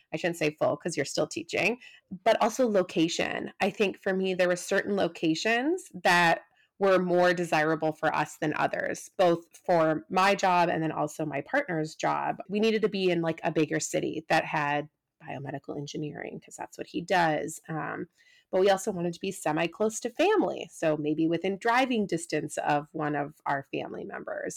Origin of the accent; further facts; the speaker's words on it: Midwest, United States; moved away as an adult; also born or lived in Wisconsin / Cincinnati; now in San Diego, United States; I grew up in the Midwest